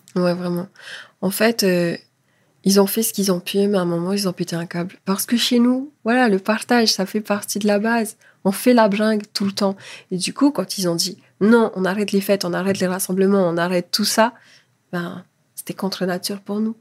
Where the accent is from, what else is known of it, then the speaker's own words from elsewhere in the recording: French Polynesia; moved away as an adult; now in France; Je suis française, mais je suis polynésienne avant tout